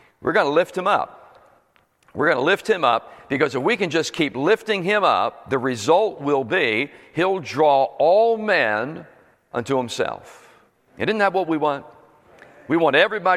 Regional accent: Philadelphia, Pennsylvania, United States; moved away as an adult; also born or lived in Bradenton, Florida / Sarasota, Florida; now in New Jersey, United States; Was born in Philadelphia 25 years ago, and a couple years ago, and then pastored there, grew up and pastored there for 25 years

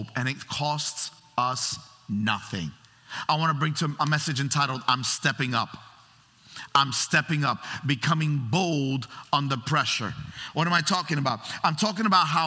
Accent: New York City, New York, United States; I grew up in New York City.

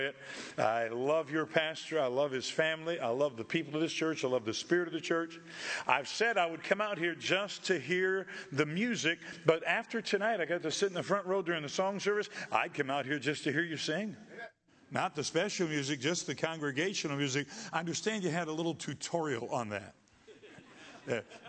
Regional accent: Michigan, United States; I was from Michigan

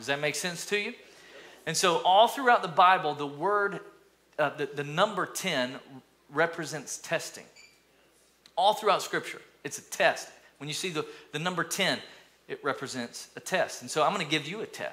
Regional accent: East Tennessee, United States; moved away; also born or lived in Alabama; when I grew up in East Tennessee, lived in Alabama for about 15 years

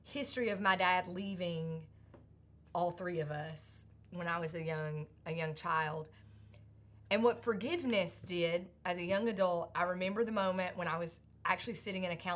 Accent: Sandy Ridge, North Carolina, United States; growing up in Sandy Ridge, North Carolina

